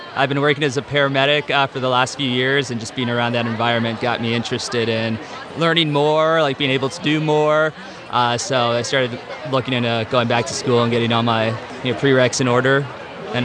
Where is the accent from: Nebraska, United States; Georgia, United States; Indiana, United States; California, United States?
California, United States; Los Angeles; I'm from Los Angeles.